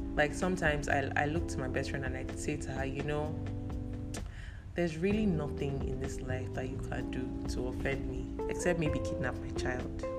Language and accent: English; Cross River, Nigeria; moved away; Efik. I'm from Cross River State